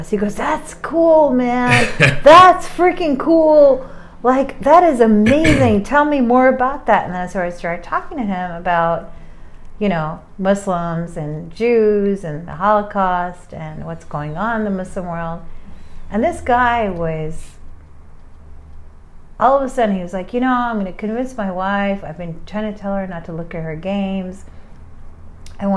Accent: New York, United States; I'm from New York.

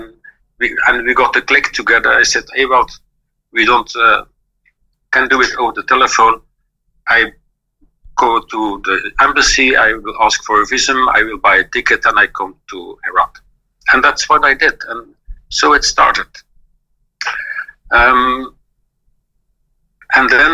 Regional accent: Belgium; English is a second language; I was born in 1956 in Belgium, so I'm not a German.

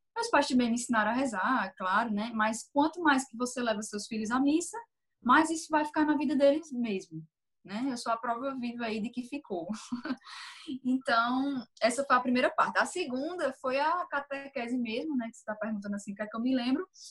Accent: Campina Grande, Paraíba, Brazil; sou de Campina Grande, Paraíba

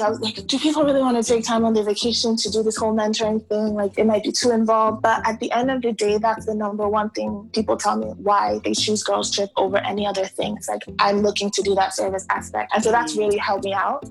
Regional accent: New York, United States; Growing up in New York, yeah, it wasn't that cool to be African

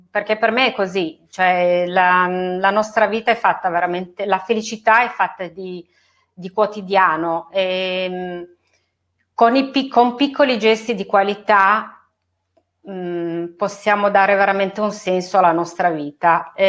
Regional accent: Turin, Piedmont, Italy; moved away as an adult; now in Verbania, Italy; Sì, allora io sono nata e cresciuta a Torino fino a quando ho messo su famiglia e mi sono trasferita a Verbania.

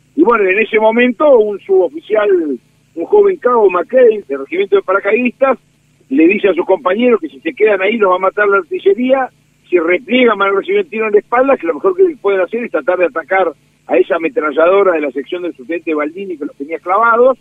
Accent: Dolores, Buenos Aires Province, Argentina; soy del sur del Salado, soy de los Pagos de Dolores

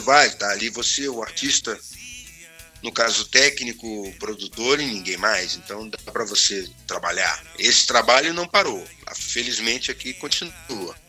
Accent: Belo Horizonte, Minas Gerais, Brazil; moved away; also born or lived in Ouro Preto; eu nasci em Ouro Preto, mas a minha família foi para Belo Horizonte quando eu era muito pequeno, quando eu tinha um ano de idade. Uhum. Minha família se mudou para Belo Horizonte. Em Belo Horizonte foi onde eu cresci

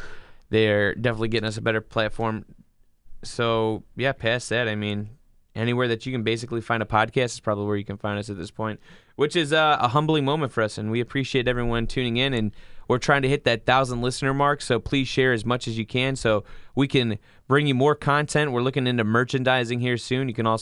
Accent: Parma, Ohio, United States; We're from Parma

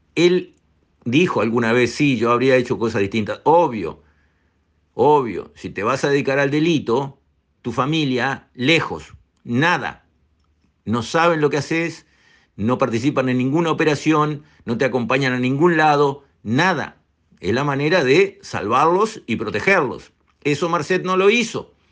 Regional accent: Uruguay; nosotros los uruguayos

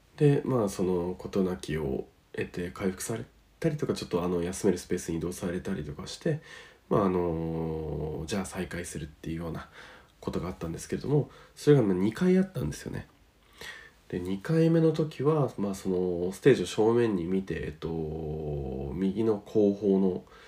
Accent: northern Japan, Japan; 北の方の土地では私の地元も含めて

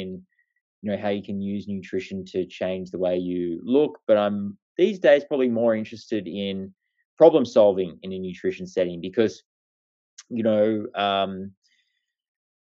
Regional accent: Australia; I'm a bloke from Australia

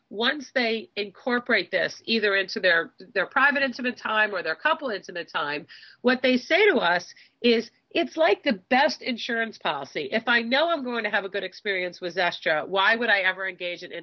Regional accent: Southfield, Michigan, United States; born there; I was actually born in Southfield.

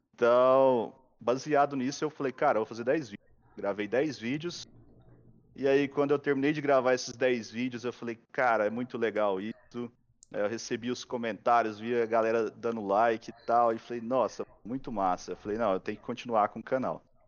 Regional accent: Goiás, Brazil; eu sou de Goiás, né? Então a cultura nossa lá é mais para a parte é, animais, vida com gado e plantação

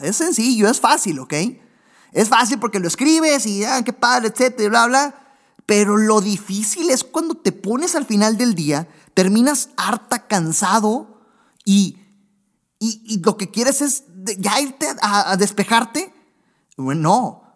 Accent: Monterrey, Nuevo León, Mexico; Monterrey, Nuevo León, de donde yo soy, donde estoy ahorita grabando precisamente

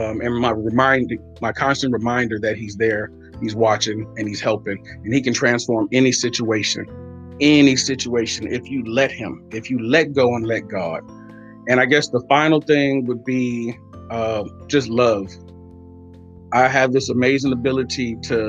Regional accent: United States; also born or lived in Oakland, California / Waller County, Texas; I grew up partly in Oakland and partly in Waller County. So the city and the country

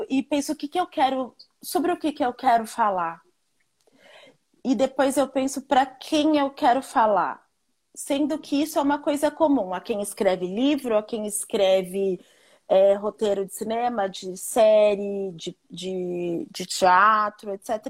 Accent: Rio de Janeiro, Brazil; now in New York, United States; eu saí do Rio de Janeiro, onde eu me sentia um corpo estranho, e fui para um lugar em que eu olhei para o lado e falei: Nossa, aqui dá para eu ser eu.

